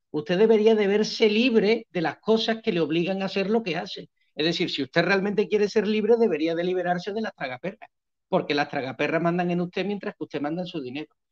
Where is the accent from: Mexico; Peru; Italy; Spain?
Spain; moved away as an adult; also born or lived in Seville / Cambodia / northern Mexican border; now in Pereira, Colombia; soy el típico español, típico promedio